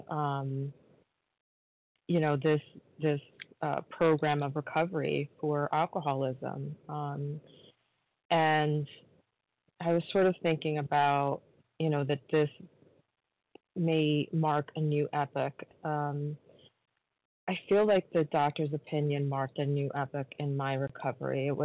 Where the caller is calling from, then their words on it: New York, United States; in New York.